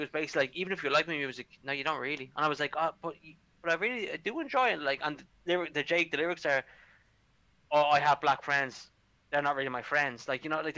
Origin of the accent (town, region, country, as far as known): Ireland